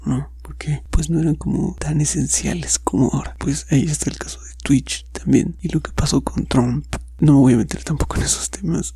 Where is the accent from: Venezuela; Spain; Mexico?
Mexico; soy mexicano